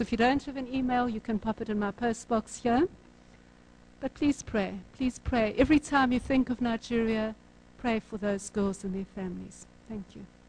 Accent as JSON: {"language": "English", "town": "Durban", "region": "KwaZulu-Natal", "country": "South Africa", "said": "I'm from Durban North"}